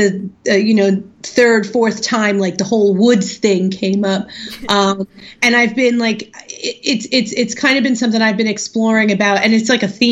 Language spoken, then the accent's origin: English; New Jersey, United States; I'm from Jersey